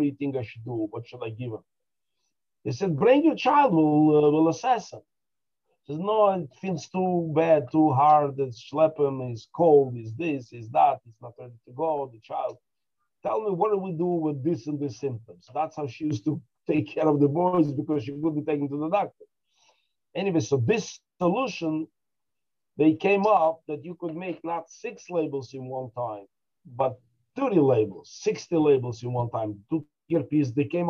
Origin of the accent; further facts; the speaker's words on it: Dushanbe, Tajikistan; born there; I was born in Dushanbe because I was the time when my mother gave birth to me.